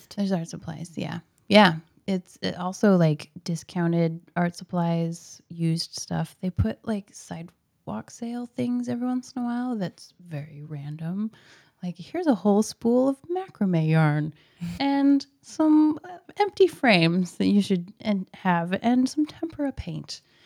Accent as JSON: {"language": "English", "town": "Portland", "region": "Oregon", "country": "United States", "tie": "born or raised there", "said": "I was born in Portland, so I've been here forever."}